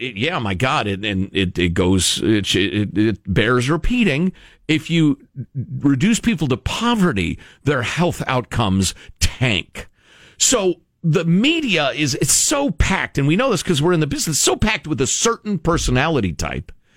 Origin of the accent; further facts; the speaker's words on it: United States; with my assumptions as an American